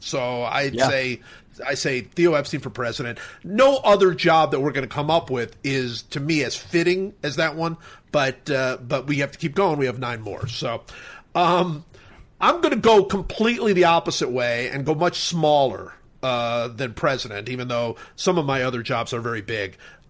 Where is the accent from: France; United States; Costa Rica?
United States; Cleveland, Ohio; I'm from Cleveland